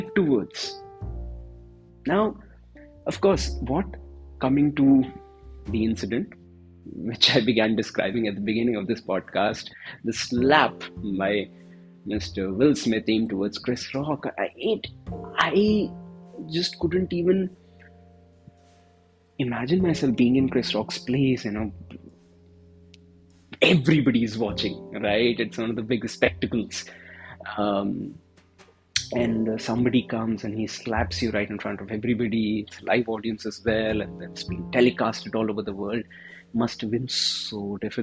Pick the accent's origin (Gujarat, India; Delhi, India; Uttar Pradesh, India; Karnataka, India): Delhi, India; I'm from Delhi, and I'm from Delhi.